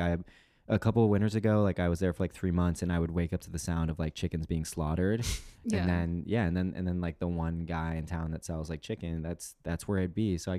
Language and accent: English; Mexico City, Mexico; moved away; I was born in Mexico City